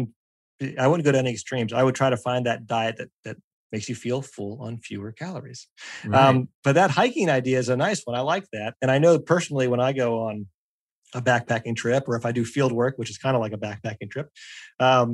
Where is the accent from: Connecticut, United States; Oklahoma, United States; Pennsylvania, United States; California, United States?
Pennsylvania, United States; I grew up in Pennsylvania.